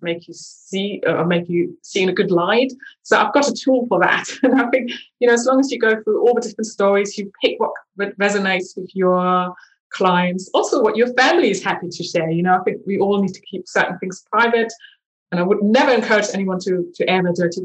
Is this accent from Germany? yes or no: yes; eastern Germany, Germany; now in London, United Kingdom; growing up in Eastern Germany